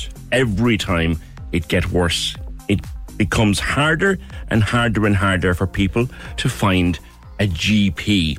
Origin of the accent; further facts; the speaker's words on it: Ireland; we spend as Irish people